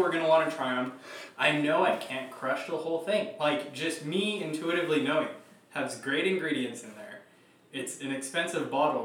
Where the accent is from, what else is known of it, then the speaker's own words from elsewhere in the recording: Torrance, California, United States; I was born in Torrance